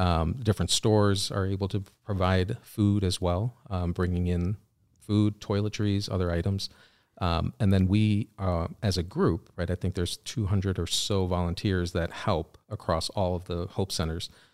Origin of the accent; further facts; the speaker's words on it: Wheaton, Illinois, United States; also born or lived in Chicago, Illinois; I grew up in Wheaton